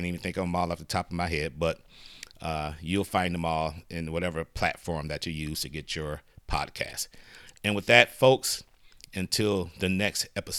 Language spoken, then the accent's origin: English; Detroit, Michigan, United States; you guys know I'm from originally from Detroit